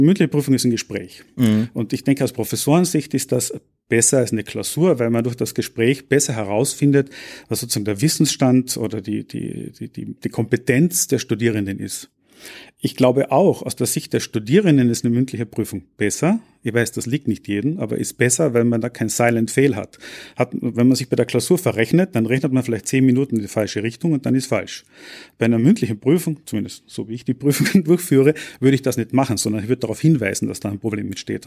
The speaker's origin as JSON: {"language": "German", "country": "Austria", "tie": "born or raised there", "also_born_or_lived": "Graz, Austria / North America", "moved": "as an adult", "lives_now": "Paderborn, Germany", "said": "ich bin gebürtiger Österreicher"}